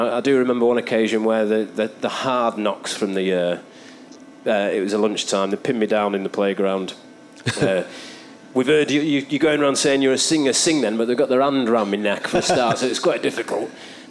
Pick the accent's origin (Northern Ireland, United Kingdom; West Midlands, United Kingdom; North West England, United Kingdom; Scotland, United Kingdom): North West England, United Kingdom; Stockport; Of growing up in Stockport, because I was quite young.